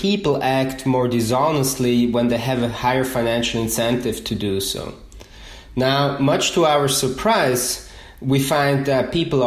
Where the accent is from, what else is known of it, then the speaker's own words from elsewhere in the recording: Switzerland; English is a second language; moved away as an adult; now in United States; I'm originally from Switzerland, and so I moved to the US about 5 years ago.